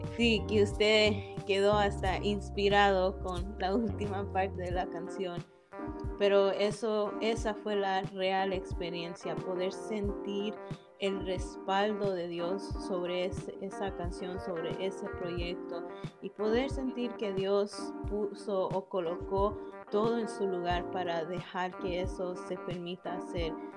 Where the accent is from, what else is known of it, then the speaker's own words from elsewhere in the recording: Toronto, Ontario, Canada; soy de Toronto, Canadá nací y crecí aquí con padres que son de Ecuador